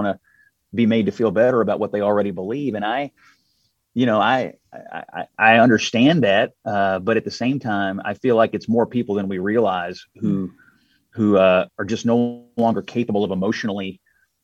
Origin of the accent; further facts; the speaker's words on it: Louisville, Kentucky, United States; the Courier Journal, my hometown paper in Louisville